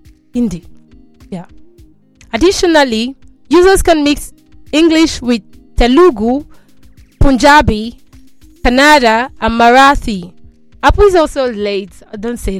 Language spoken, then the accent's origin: English; Nigeria; I'm Nigerian